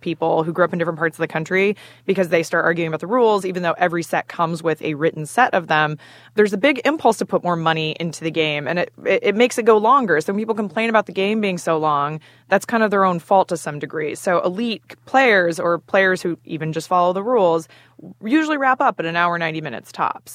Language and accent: English; Pacific Northwest, United States; moved away; I grew up in the Pacific Northwest